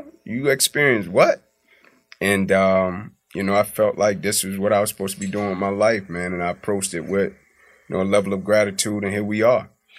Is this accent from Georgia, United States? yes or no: yes; Atlanta, Georgia, United States; born and raised in Atlanta. Kirkwood, Zone 6.